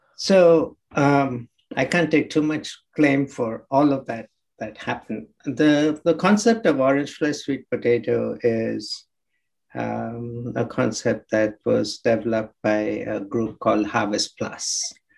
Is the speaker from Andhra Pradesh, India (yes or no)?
yes; Krishna district, Andhra Pradesh, India; I was actually born in uh, a small village um, in Andhra Pradesh on the coast in the district called Krishna district